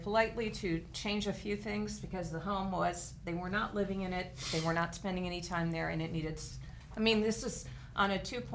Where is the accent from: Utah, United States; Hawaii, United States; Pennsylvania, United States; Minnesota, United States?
Minnesota, United States; now in Scottsdale, United States; I come from Minnesota